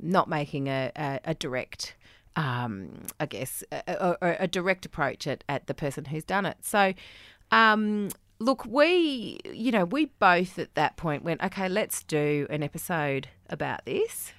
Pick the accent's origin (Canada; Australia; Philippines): Australia; moved away; I felt as an Australian